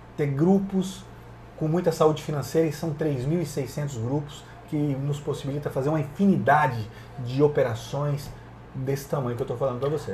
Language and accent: Portuguese; Paraná, Brazil; Nasci numa fazenda no Pará. Meu pai tomava conta da área rural do Bradesco